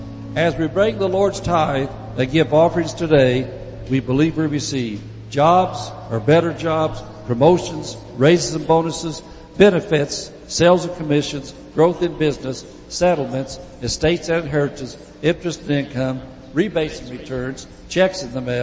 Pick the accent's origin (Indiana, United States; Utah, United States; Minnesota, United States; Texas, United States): Indiana, United States; now in California, United States; when I came out here from Indiana, we didn't have different cultures out there.